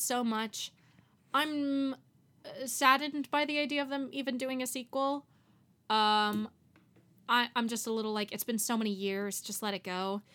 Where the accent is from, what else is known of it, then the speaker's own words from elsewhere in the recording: Miami, Florida, United States; I grew up in Miami